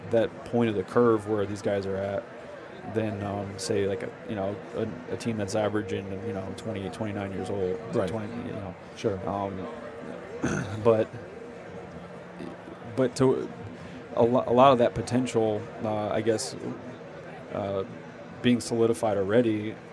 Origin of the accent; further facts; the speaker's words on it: southwestern Connecticut, United States; I grew up in New England, and um, I was actually more of a more of a Yankee fan growing up growing up in uh, south southwestern Connecticut.